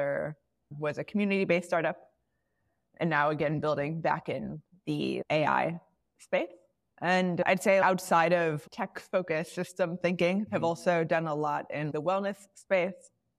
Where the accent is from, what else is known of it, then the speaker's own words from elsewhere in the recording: outside Chicago, Illinois, United States; now in Bay Area, United States; So I grew up outside Chicago. And maybe it's like a little bit of a Midwest thing or whatever it may be. I'm currently in the Bay Area.